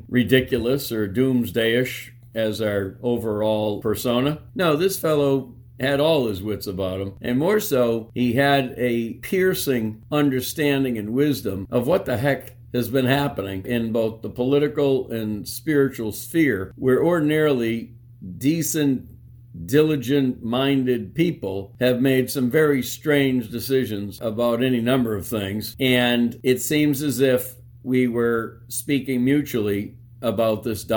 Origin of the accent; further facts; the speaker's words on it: Clinton, United States; my hometown in Clinton